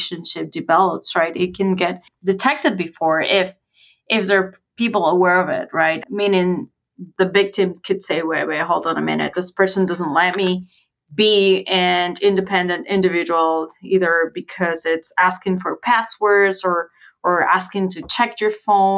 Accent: Puerto Rico; moved away as an adult; also born or lived in Wisconsin; I moved out from Puerto Rico to the US, especially to Wisconsin, which is pretty far from where I came from

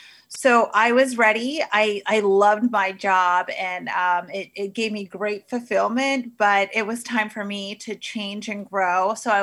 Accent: Pennsylvania, United States; I come from the Commonwealth of Pennsylvania.

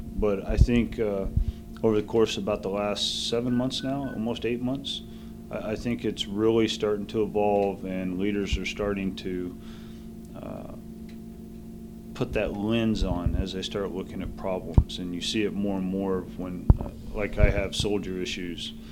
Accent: southern Missouri, United States; moved away; My hometown's like barely one of those little map dots.

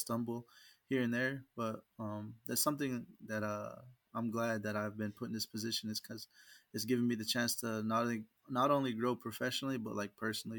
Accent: Oklahoma, United States; I ended up getting stationed in my home state

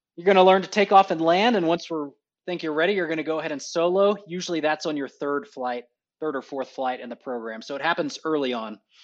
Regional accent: Texas, United States; moved away as an adult; now in Holloman, United States; I am from Texas.

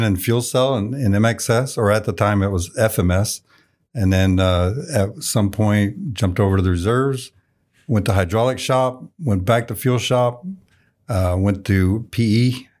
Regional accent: Illinois, United States; moved away as an adult; And I just remember thinking, holy cow, I'm not in small town Illinois anymore.

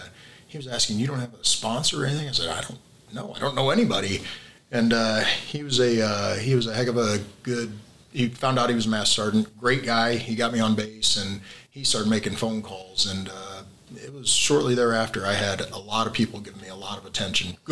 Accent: Iowa, United States; moved away as an adult; now in Missouri, United States; I'm from Iowa. So I went back home for my leave

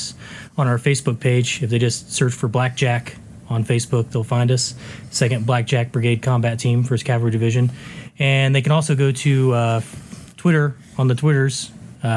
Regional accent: Indianapolis, Indiana, United States; I grew up in Indianapolis

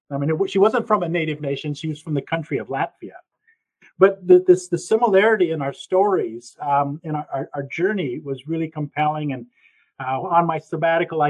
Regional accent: Washington, United States; moved away as an adult; also born or lived in Nez Perce country, Idaho / Oregon; I was born on in Nez Perce country in the state of Idaho, but actually grew up on an Indian reservation in central Washington

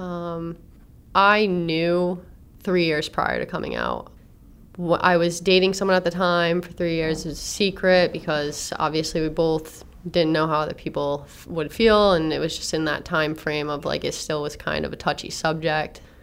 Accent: Warwick, Rhode Island, United States; also born or lived in Attleboro, Massachusetts; I was born in Attleboro, Massachusetts. wasn't raised there. Um, my mom just happened to be there at the time when she gave birth. So um, I was born in War- I was raised in Warwick, well West Warwick, and then moved to Warwick

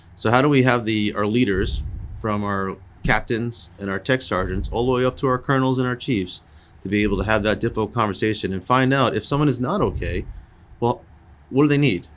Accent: Long Island, New York, United States; moved away; I grew up in Long Island, New York

